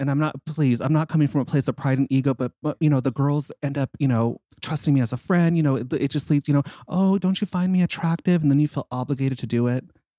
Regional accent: Simi Valley, California, United States; I grew up in Simi Valley, and this was back in like the way early 80s where there was like nobody there.

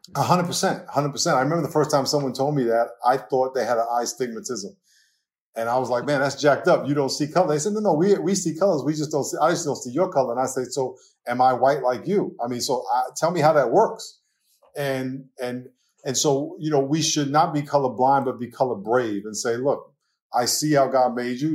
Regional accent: New York, United States; accent: New York; moved away as an adult; now in California, United States; I grew up in New York

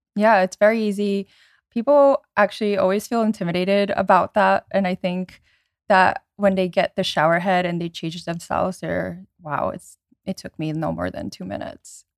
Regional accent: around New York, United States; I grew up around New York

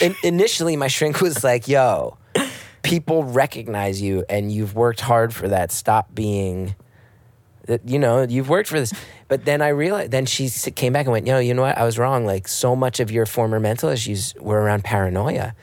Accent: United States; as an American

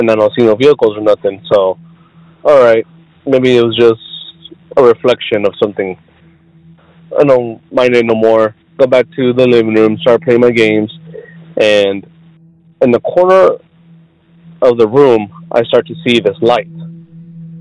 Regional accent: South Texas, United States; I'm from South Texas

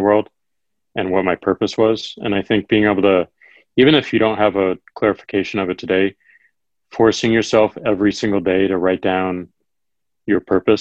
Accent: Missouri, United States; Missouri, my home state

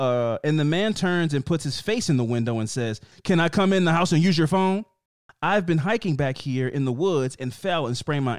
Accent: Midwest, United States; But I'm from the Midwest, and we tend to be a little over polite.

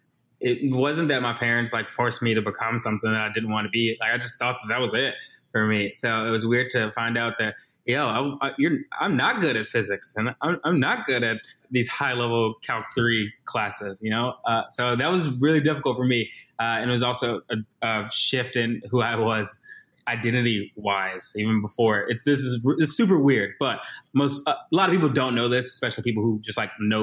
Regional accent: North Carolina, United States; also born or lived in Virginia; now in Chicago, United States; I'm originally from North Carolina / Virginia, so those places definitely have my heart and probably a little bit of my voice / accent.

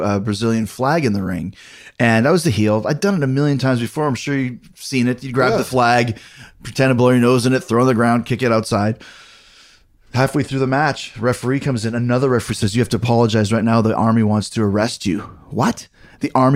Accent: Winnipeg, Manitoba, Canada; I grew up in Winnipeg

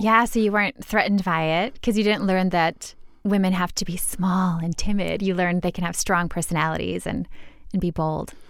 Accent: Minnesota, United States; I'm from Minnesota

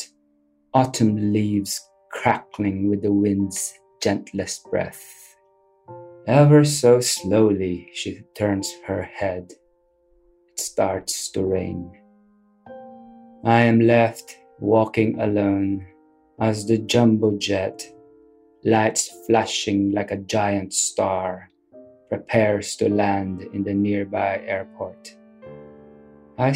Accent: Philippines; moved away as an adult; also born or lived in Adelaide, Australia; now in Sydney, Australia; I grew up in the Philippines with my father and my grandparents from his side. In my early 20s, I emigrated to Australia

